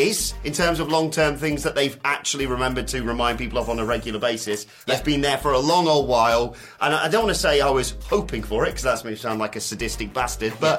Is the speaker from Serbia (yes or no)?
no; United Kingdom; I hate being British sometimes.